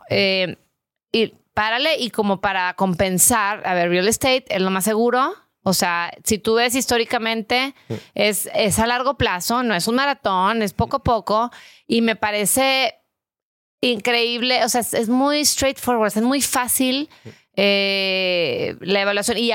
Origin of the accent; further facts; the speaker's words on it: Brownsville, Texas, United States; born there; yo nací en Brownsville.